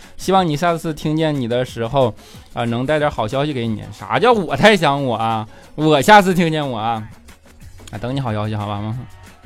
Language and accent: Chinese; Northeast China, China; accent: 大碴子味儿 (Northeastern Chinese accent); 我这一口大碴子味儿